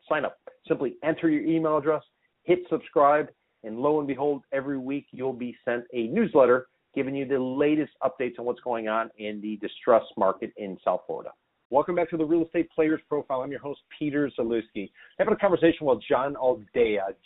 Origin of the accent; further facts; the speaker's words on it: Romania; now in California, United States; I was born in Romania.